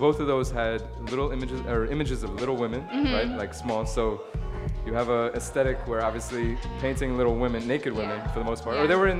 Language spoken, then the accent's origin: English; New York City, New York, United States; I'm from Brooklyn, but I didn't even realize where that is.